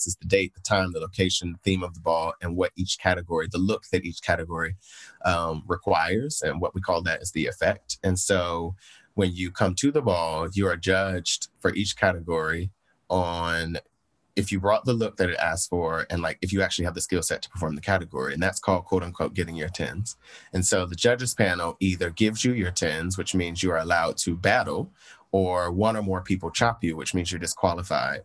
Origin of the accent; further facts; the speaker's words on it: Portsmouth, Virginia, United States; moved away; our hometown is very Southern